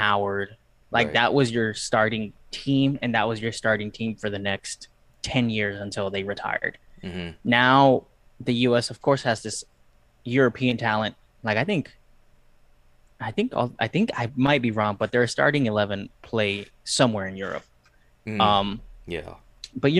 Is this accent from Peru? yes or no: yes; Peru; also born or lived in Ohio; now in United States; I'm Peruvian. I'm from Peru